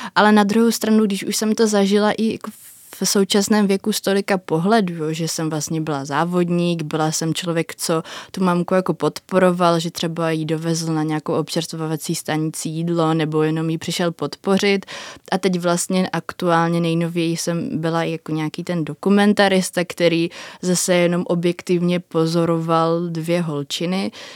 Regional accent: Nový Jičín, Moravian-Silesian Region, Czechia; Já jsem z Nového Jičína.

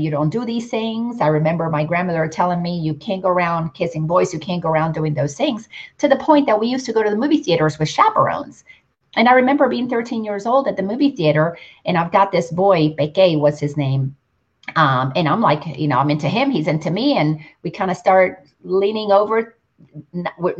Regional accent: Dominican Republic; I grew up in the Dominican Republic

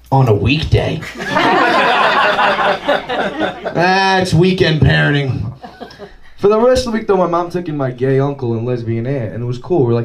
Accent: Farmingdale, United States; yeah, I'm from Farmingdale.

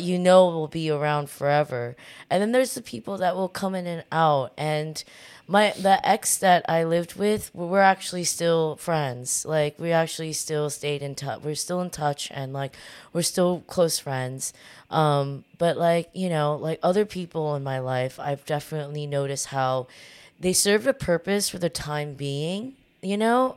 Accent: Orange County, Southern California, United States; moved away as an adult; now in New York, United States; I w, w, was born and raised in Southern California

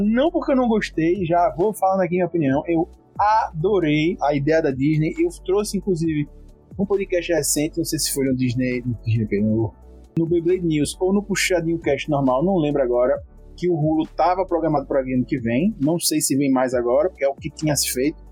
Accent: Brazil; sou brasileiro

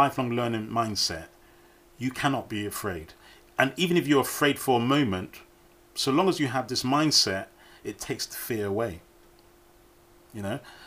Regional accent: United Kingdom; as British people, we

